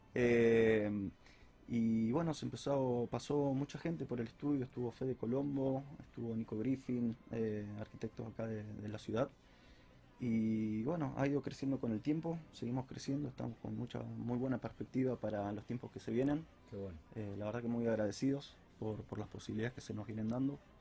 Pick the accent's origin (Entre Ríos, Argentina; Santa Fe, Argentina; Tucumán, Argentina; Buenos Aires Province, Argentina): Santa Fe, Argentina; Rosario; soy de acá de Rosario